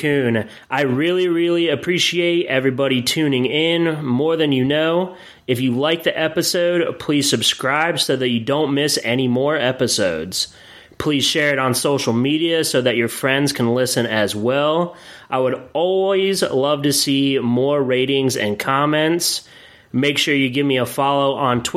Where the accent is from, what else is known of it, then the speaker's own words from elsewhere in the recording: Williamsport, Pennsylvania, United States; I was raised in Williamsport, Pennsylvania